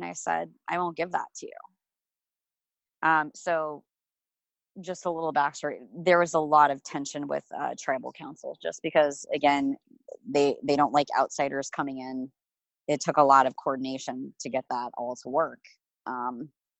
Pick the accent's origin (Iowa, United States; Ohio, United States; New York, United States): Iowa, United States; Red Oak; my family had a dairy farm. So, we had one of the largest dairy operations in Southwest Iowa. It was in Red Oak, Iowa when I was really little